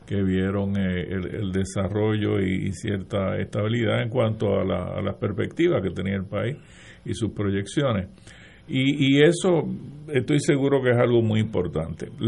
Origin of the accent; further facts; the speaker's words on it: Aguas Buenas, Puerto Rico; yo me crié en Aguabuena, Buena, pues qué sé yo, eh, era como una especie de satélite de Cagua, que era nuestra gran metrópoli